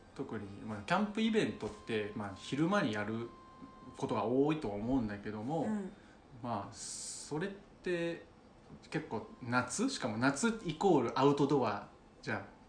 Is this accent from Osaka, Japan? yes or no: yes; Osaka, Japan; 大阪出身